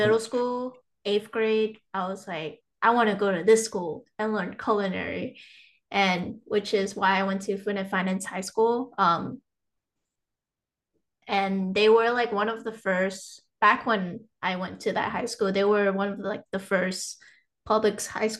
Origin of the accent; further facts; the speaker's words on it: Malaysia; So I'm from Malaysia. So I feel like even like back from like when my grandma or like my relatives would cook, I would just watch them